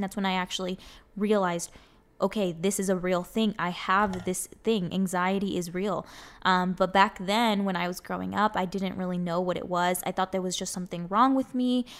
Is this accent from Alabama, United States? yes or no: no; Arizona, United States; first language Spanish; English is a second language; I was born and raised in here in Arizona. I literally have grown up here my whole life